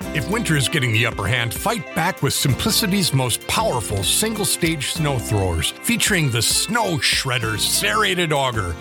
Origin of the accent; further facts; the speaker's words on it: United States; our country